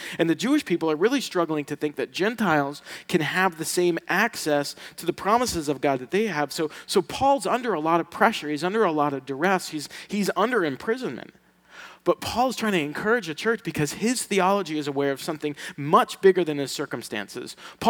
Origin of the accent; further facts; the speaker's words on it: Sicily, Italy; from Sicily. And us Sicilians, we don't get invited to anything.